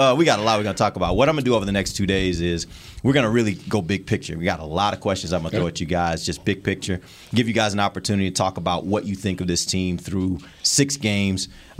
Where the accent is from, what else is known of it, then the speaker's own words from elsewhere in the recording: Crosby, Texas, United States; Crosby, Texas.